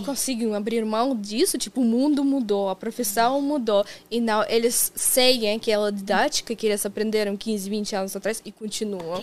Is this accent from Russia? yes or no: yes; Kazan, Tatarstan, Russia; Portuguese is a second language; moved away as an adult; now in Brazil; eu sou de Kazan, de cidade grande e tudo mais